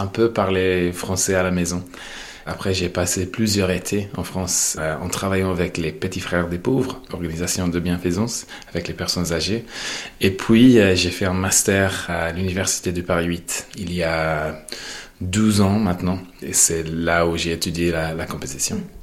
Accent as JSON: {"language": "French", "town": "Monaghan", "region": "County Monaghan", "country": "Ireland", "tie": "born or raised there", "second_language": "French", "moved": "yes", "said": "je viens de Monaghan qui est sur la frontière entre le nord et le sud."}